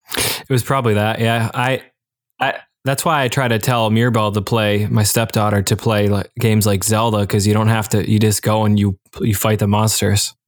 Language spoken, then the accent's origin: English; Michigan, United States; now in Delaware, United States; my home state of Michigan